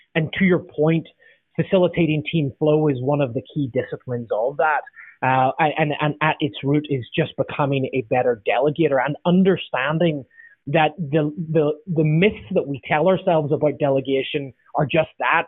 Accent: Northern Ireland, United Kingdom; now in Southern California, United States; I'm from Northern Ireland originally, now I live in southern sunny Southern California

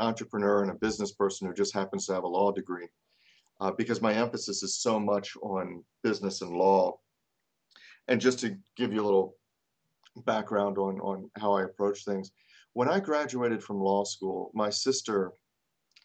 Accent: Baltimore, Maryland, United States; also born or lived in North Carolina; I am from Baltimore, Maryland

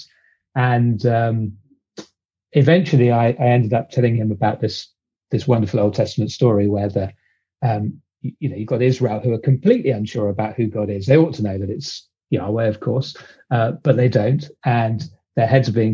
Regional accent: United Kingdom; accent: British; also born or lived in London, England; I'm British, as you can probably tell from the accent.

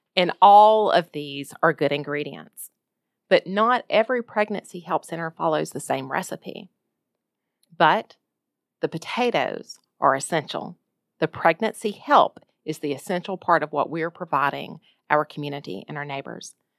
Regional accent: Jacksonville, Alabama, United States; moved away as an adult; now in Ohio, United States; my hometown of Jacksonville, Alabama

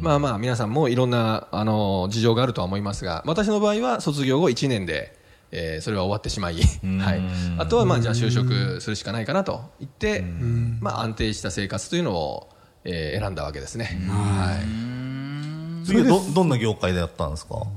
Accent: Fukagawa, Koto, Tokyo, Japan; 東京都深川です。江東区のね

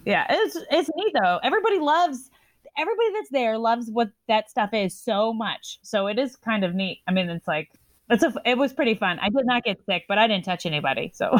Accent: the South, United States; I'm from the South

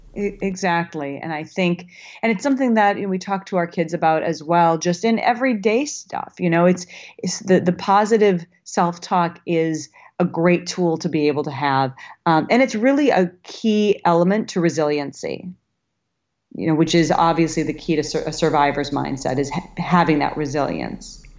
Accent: Minnesota, United States; now in Los Angeles, United States; I live in L A, but I'm from Minnesota, and I still have a lot of Minnesota girl in me

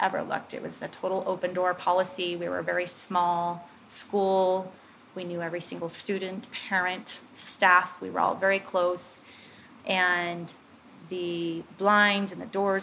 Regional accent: Willamette Valley, Oregon, United States; also born or lived in Bend, Oregon; I grew up in the Willamette Valley

